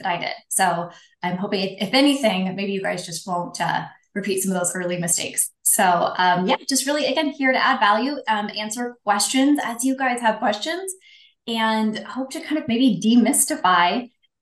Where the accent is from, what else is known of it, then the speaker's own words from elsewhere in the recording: Pacific Northwest, United States; moved away as an adult; now in Arizona, United States; I am originally from the Pacific Northwest, currently living my best life in Arizona. So I lived, 36 years in the Pacific Northwest